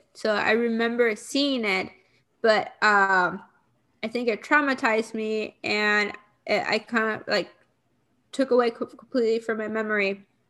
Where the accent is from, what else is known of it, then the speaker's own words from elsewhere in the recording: Puerto Rico; I grew up in Puerto Rico